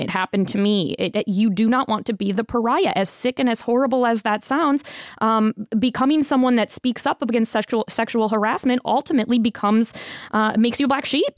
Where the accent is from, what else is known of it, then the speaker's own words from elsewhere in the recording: Tampa, Florida, United States; moved away as an adult; also born or lived in Sarasota, Florida; now in Las Vegas, United States; I grew up in Tampa, spent the last ten years, um, between Tampa and Sarasota